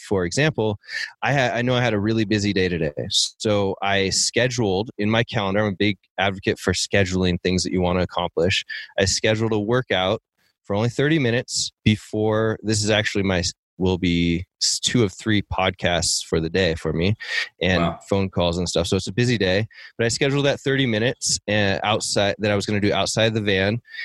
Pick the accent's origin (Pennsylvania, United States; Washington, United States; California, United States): Washington, United States; Seattle; moved away; I grew up in Seattle